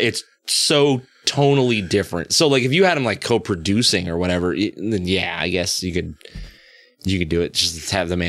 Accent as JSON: {"language": "English", "country": "United States", "said": "Listen, I'm an American."}